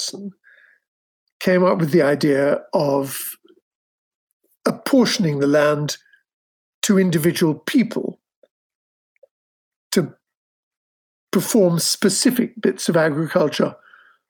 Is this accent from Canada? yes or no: no; England, United Kingdom; I'm English